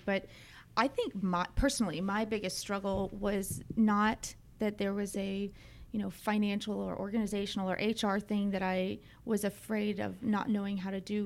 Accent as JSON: {"language": "English", "town": "Dunwoody", "region": "Georgia", "country": "United States", "tie": "born or raised there", "also_born_or_lived": "Brookhaven", "said": "I grew up in Dunwoody, um, right down the street from here."}